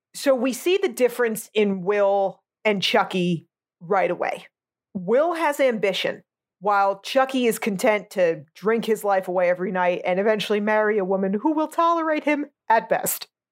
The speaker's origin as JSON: {"language": "English", "region": "New Jersey", "country": "United States", "tie": "born or raised there", "moved": "yes"}